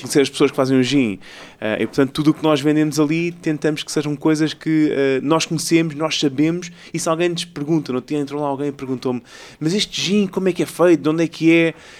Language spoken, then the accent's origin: Portuguese; Ericeira, Lisbon, Portugal; Eu sou, eu sou de Ericeira, praticamente, eu vivi lá a minha vida quase toda